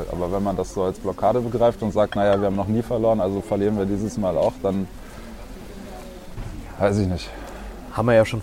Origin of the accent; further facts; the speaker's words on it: Berlin, Germany; born there; now in Erlangen, Germany; Geboren in Berlin-Neukölln.